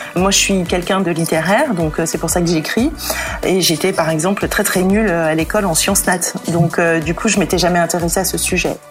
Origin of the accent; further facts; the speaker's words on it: Paris, Île-de-France, France; je suis parisienne